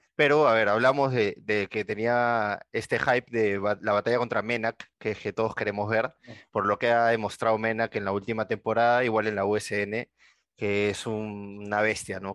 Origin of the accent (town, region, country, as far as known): Peru